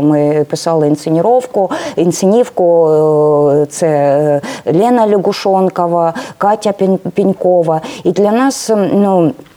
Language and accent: Ukrainian; Kramatorsk, Donetsk Oblast, Ukraine; first language Russian; Ukrainian is a second language; moved away; also born or lived in Dnipropetrovsk / Crimea; Ну я дійсно російськомовна, і я народилась в Краматорську. Потім був майже десь ну Дніпропетровськ, де я навчалась. Потім було 10 років. Я працювала в Криму.